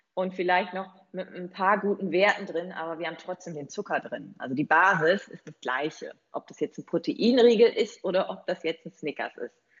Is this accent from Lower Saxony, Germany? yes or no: yes; East Frisia, Lower Saxony, Germany; Ich komme ja von der holländischen Grenze aus Ostfriesland ursprünglich